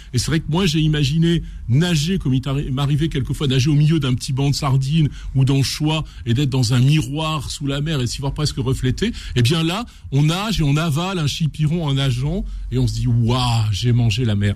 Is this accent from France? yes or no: yes; Renaison, Auvergne-Rhône-Alpes, France; je suis un enfant, je suis né à Renaison à la campagne